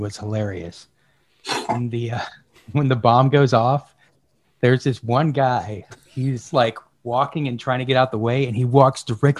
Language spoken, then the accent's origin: English; Charleston, South Carolina, United States; born or raised there; moved away